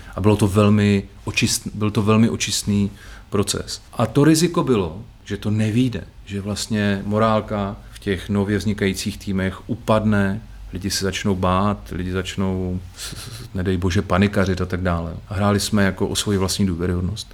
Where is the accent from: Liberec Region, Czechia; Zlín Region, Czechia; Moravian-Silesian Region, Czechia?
Moravian-Silesian Region, Czechia; Bohumín; v mém rodném městě Bohumíně